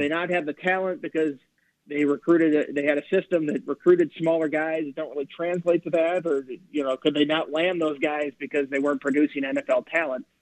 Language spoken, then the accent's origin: English; Minnesota, United States; moved away; I'm from Minnesota, so I was there when he was coaching